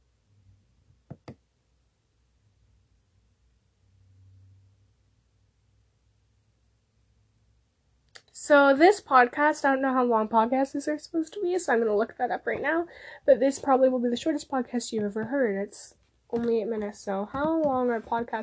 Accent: Canada; I'm from Canada

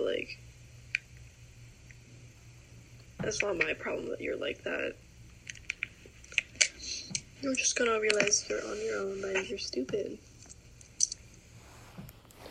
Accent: Massachusetts, United States

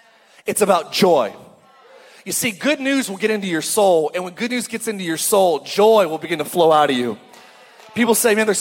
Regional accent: Palmdale, California, United States; I'm from Palmdale.

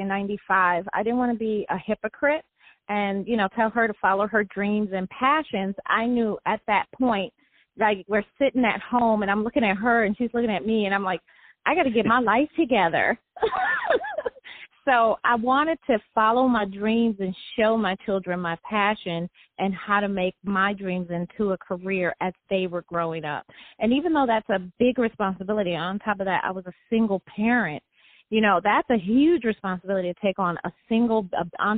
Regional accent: Detroit, Michigan, United States; born or raised there

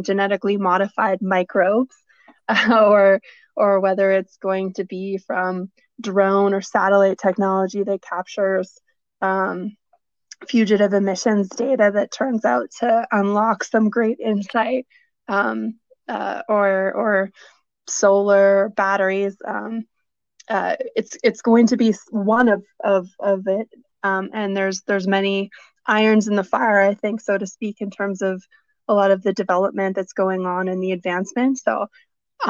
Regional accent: Vancouver, British Columbia, Canada; moved away as an adult; also born or lived in Toronto; now in Calgary, Canada; growing up in Vancouver and a little bit of my childhood in Toronto

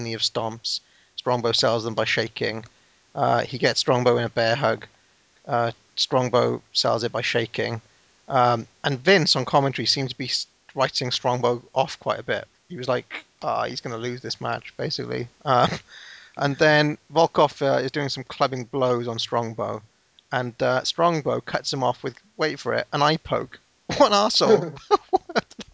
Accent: Wales, United Kingdom; my home country of Wales

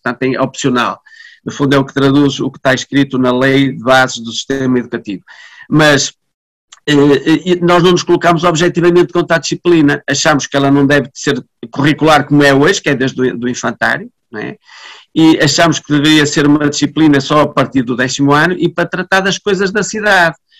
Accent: Vila Nova de Famalicão, Norte, Portugal; eu nasci em Famalicão, os, os meus pais são de Famalicão, os, as, os meus avós eram de Famalicão, quer dizer, nós somos, fazemos parte desta comunidade

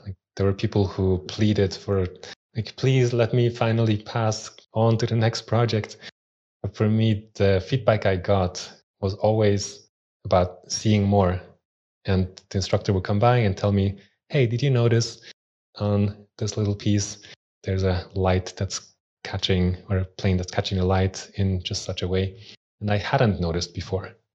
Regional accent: Switzerland; also born or lived in Austria; in Switzerland, where I grew up. I was born in Austria, but moved to Switzerland when I was three.

